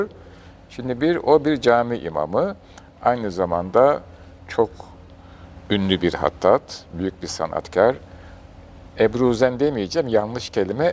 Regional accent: Istanbul, Turkey; Bayezid'de doğdum, Soğanağa'da, e, orada bir ilk mektebe başladım.

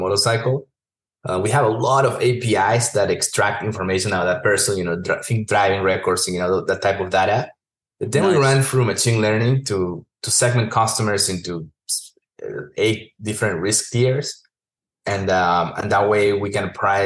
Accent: Peru; moved away; also born or lived in Texas; I'm from Peru originally, and I was living in Texas

